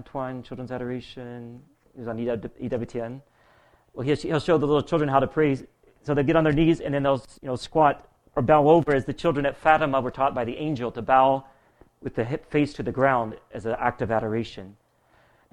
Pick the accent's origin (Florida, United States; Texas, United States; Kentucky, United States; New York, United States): Kentucky, United States; I'm from Kentucky